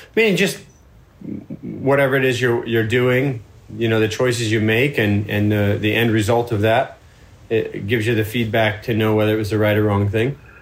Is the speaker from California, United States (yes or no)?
no; Florida, United States; I'm from Florida